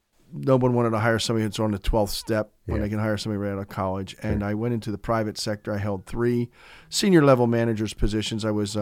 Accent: Easton, Pennsylvania, United States; I was born and raised on the South Side.

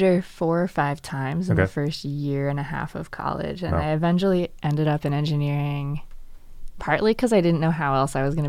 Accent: Pioneer Valley, Massachusetts, United States; I'm from Massachusetts.

